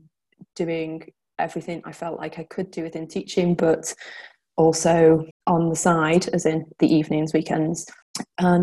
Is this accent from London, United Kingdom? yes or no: no; the Wirral, North West England, United Kingdom; I'm from the Wirral, which is just outside of Chester.